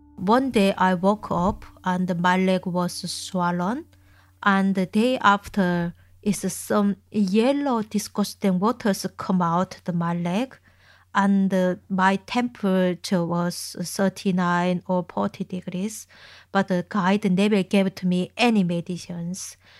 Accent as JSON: {"language": "English", "town": "Chongjin", "region": "North Hamgyong", "country": "North Korea", "tie": "born or raised there", "second_language": "English", "moved": "as an adult", "lives_now": "Manchester, United Kingdom", "said": "my hometown is in Chungjin"}